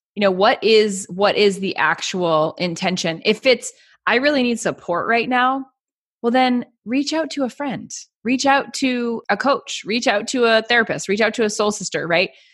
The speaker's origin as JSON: {"language": "English", "area": "Lake Winnipesaukee", "region": "New Hampshire", "country": "United States", "tie": "born or raised there", "said": "I have a huge history of growing up on Lake Winnipesaukee"}